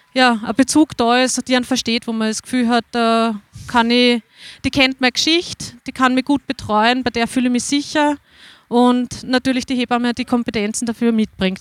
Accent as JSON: {"language": "German", "area": "Waldviertel", "region": "Lower Austria", "country": "Austria", "said": "Ich bin aus dem Waldviertel"}